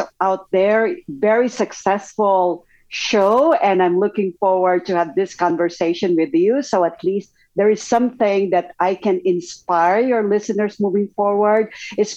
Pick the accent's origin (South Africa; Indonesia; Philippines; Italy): Philippines; moved away as an adult; also born or lived in Japan / Belgium / Singapore; now in United States; I'm originally from the Philippines, was expatriated in Japan, in Belgium, Singapore, and in the US before permanently migrating to the US.